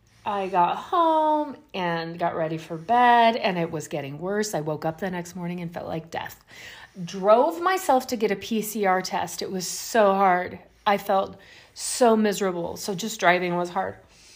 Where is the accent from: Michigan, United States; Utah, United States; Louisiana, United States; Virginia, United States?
Louisiana, United States; I grew up in Louisiana.